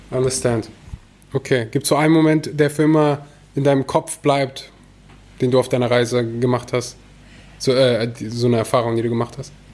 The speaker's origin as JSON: {"language": "German", "region": "North Rhine-Westphalia", "country": "Germany", "said": "bei uns in Nordrhein-Westfalen"}